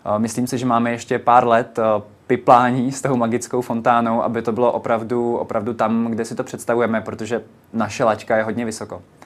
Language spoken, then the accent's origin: Czech; Vysočina Region, Czechia; now in Prague, Czech Republic; já stále nejsem z Prahy, jsem z Vysočiny